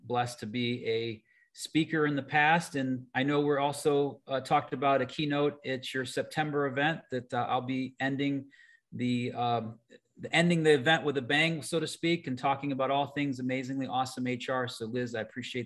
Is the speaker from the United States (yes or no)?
yes; Cleveland, Ohio, United States; I'm from Cleveland.